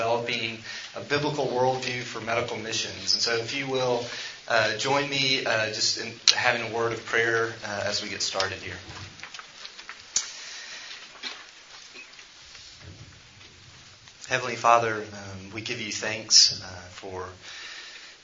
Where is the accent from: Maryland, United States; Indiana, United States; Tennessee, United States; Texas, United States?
Tennessee, United States; Memphis; I'm from Memphis